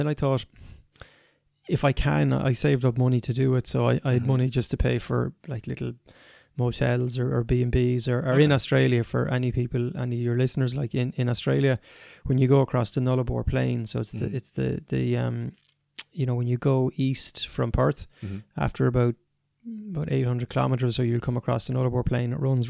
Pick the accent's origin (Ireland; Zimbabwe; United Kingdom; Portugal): Ireland; You know, I grew up here in Ireland.